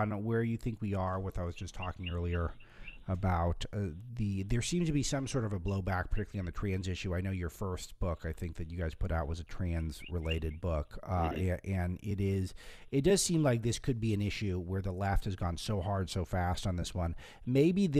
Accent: Los Angeles, California, United States; moved away; I come from Hollywood, which is where I grew up.

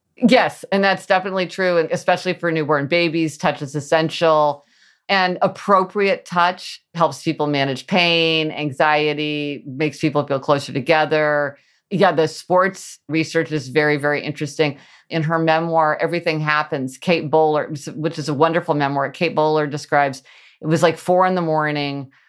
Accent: Midwest, United States; I grew up in the Midwest

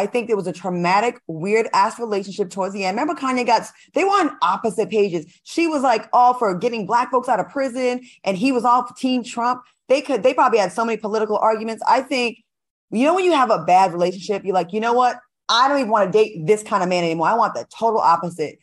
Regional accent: Rhode Island, United States; moved away; also born or lived in Cleveland, Ohio; I'm from Rhode Island, but I did go to college in Cleveland, Ohio

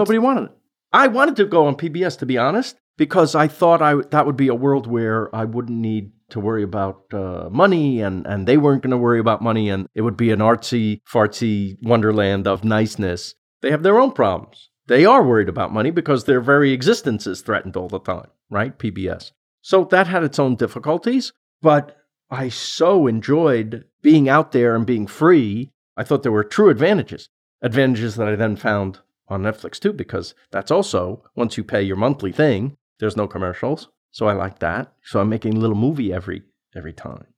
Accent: New York City, New York, United States; I'm from Queens

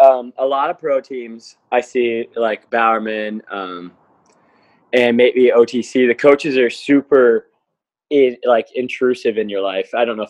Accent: North Carolina, United States; also born or lived in Mississippi; now in Portland, United States; I was born in North Carolina, which is kind of the South, and then went to the deep South, and now I'm in, like, the most liberal state in the country.

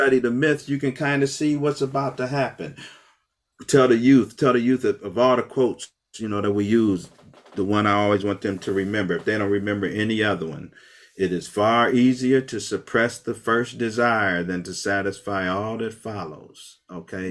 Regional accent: Akron, Ohio, United States; I grew up West Akron on Store Avenue between Lawton and Slauson, all black neighborhood

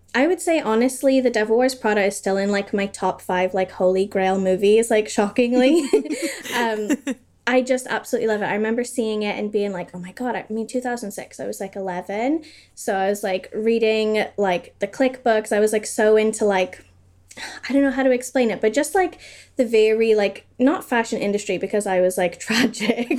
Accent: United States; now in United Kingdom; I live in the U K, but I grew up in America

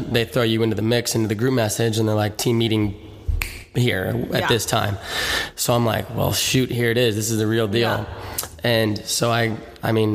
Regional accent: Bloomington, Indiana, United States; growing up in Bloomington, been watching games, been a ball boy, been just IU basketball fan for life

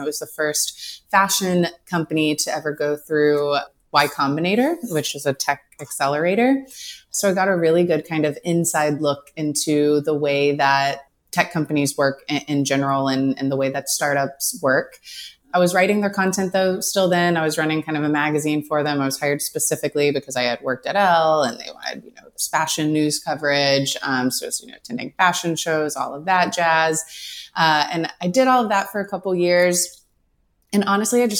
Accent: East Texas, United States; I came from a smaller town in East Texas, but it is the biggest town in East Texas

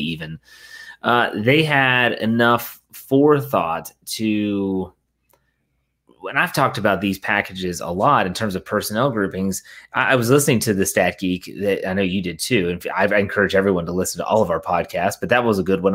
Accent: Wheeling, West Virginia, United States; moved away; I was back home in my hometown of Wheeling, West Virginia.

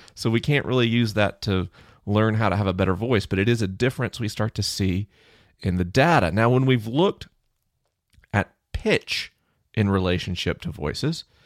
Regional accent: United States; I'm an American

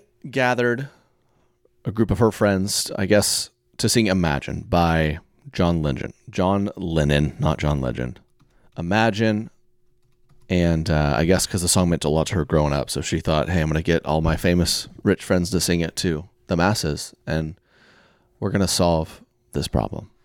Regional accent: Oklahoma, United States; I'm from Oklahoma

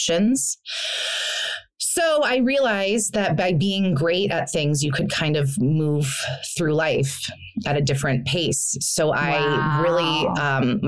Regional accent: Carmel, California, United States; moved away as an adult; also born or lived in Hawaii / New York / Santa Monica; now in Los Angeles, United States; I was born in Hawaii, but my parents got divorced. So I moved to Carmel, California, is Northern California, they consider it Central California

